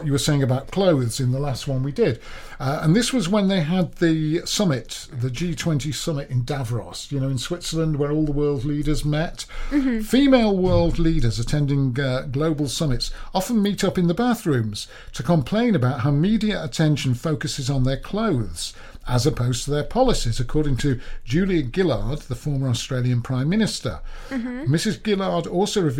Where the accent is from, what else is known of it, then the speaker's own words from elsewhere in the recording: Lancashire, North West England, United Kingdom; as a Lancastrian